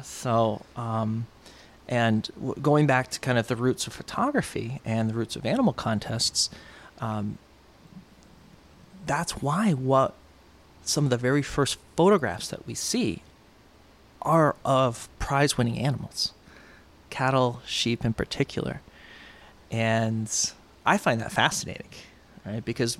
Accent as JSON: {"language": "English", "region": "New York", "country": "United States", "tie": "born there", "said": "And so I born in New York and then moved"}